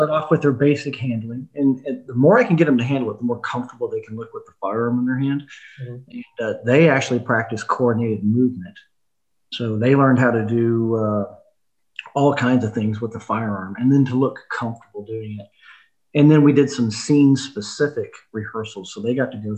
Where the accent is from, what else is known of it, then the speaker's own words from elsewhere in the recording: Oklahoma, United States; I'm from Oklahoma, and sometimes I play it up, you know, play the accent pretty thick.